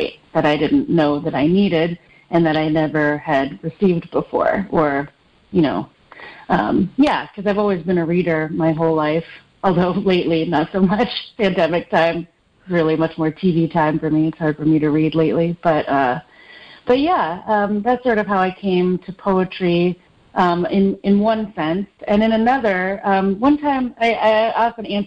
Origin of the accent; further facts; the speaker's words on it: Nashville, Tennessee, United States; also born or lived in Detroit, Michigan, United States; I'm Filipino-American. I was born in the suburbs of Detroit and grew up in the suburbs of Nashville mostly, and also in the city of Nashville